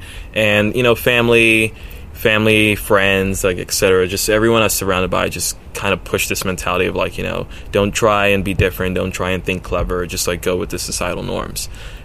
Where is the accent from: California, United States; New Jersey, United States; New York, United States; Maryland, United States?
New York, United States; Brooklyn; also born or lived in Sweden / Venezuela / Baltimore; I was born in New York, Brooklyn, a part that wasn't exactly, like, you know, safe back then. And I lived 2 years briefly in Sweden, then came back to Brooklyn, then lived two years in Venezuela, then came back to Brooklyn again.